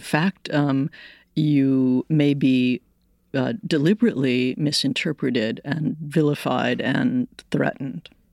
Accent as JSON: {"language": "English", "country": "United States", "said": "I'm Irish American."}